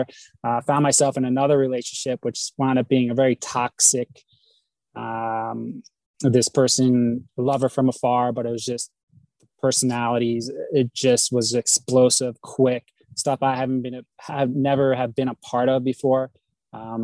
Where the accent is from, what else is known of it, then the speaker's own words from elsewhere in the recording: New Jersey, United States; moved away as an adult; also born or lived in Sedona, Arizona; I reside from New Jersey originally